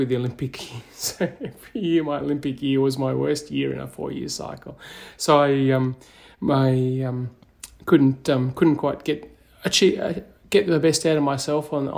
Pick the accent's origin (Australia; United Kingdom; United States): Australia; Katherine, Northern Territory; moved away as an adult; I was born in Katherine in the Northern Territory